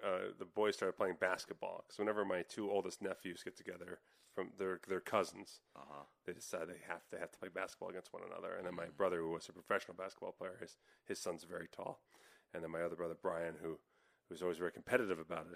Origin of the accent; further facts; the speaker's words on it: New Jersey, United States; growing up in Jersey